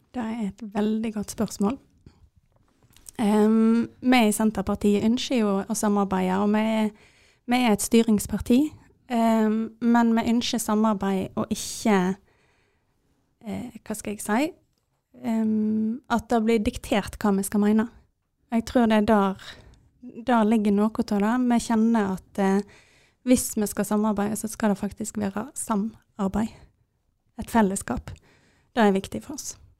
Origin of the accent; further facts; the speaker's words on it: Jondal, Vestland, Norway; jeg er fra Jondal